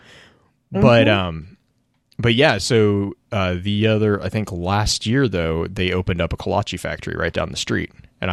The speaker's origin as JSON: {"language": "English", "region": "Texas", "country": "United States", "tie": "born or raised there", "moved": "yes", "lives_now": "Kansas, United States", "said": "I grew up in Texas."}